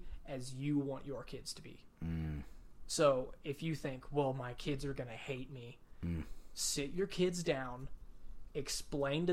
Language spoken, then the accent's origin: English; West Texas, United States; as males growing up in West Texas